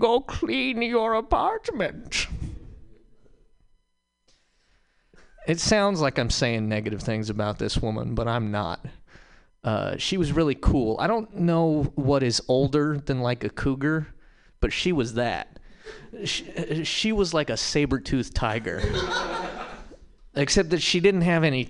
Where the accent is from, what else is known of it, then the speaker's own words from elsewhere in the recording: Montana, United States; moved away; also born or lived in Berkeley; I'm from Montana